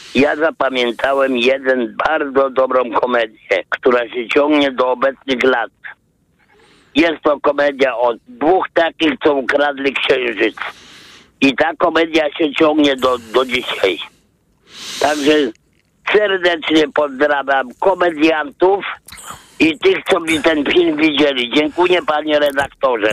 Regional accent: Podlaskie Voivodeship, Poland; now in Warsaw, Poland; ja się wychowałam na, na Podlasiu

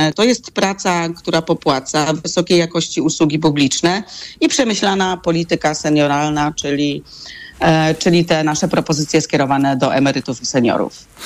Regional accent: Gryfino, West Pomeranian Voivodeship, Poland; Ja pochodzę z Gryfina, miasta na granicy polsko-niemieckiej w województwie zachodniopomorskim

